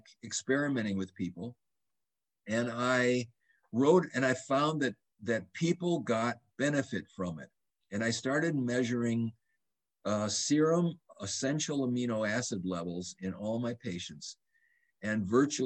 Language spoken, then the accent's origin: English; Madison, Wisconsin, United States; I grew up in Madison, Wisconsin